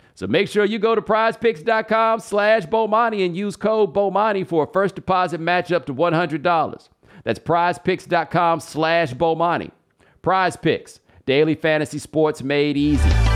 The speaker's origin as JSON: {"language": "English", "region": "Texas", "country": "United States", "tie": "born or raised there", "moved": "yes", "lives_now": "New York, United States", "said": "me growing up in Texas, man. I went to a maroon and white high school."}